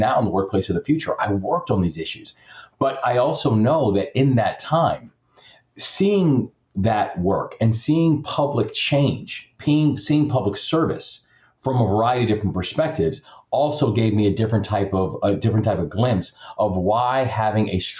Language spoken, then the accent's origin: English; Maryland, United States; my home state